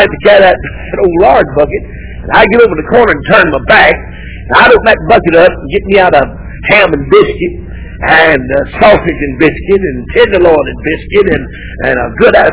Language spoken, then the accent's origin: English; United States; I was born and reared in the United States of America.